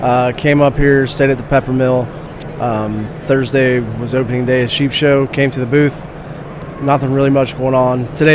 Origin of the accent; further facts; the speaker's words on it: Ohio, United States; my home state of Ohio, where I'm currently living now